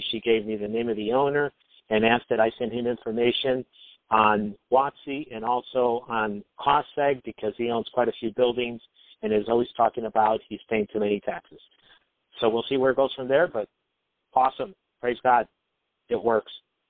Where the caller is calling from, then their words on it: Pittsburgh, Pennsylvania, United States; I'm calling from Pennsylvania, from the Pittsburgh area.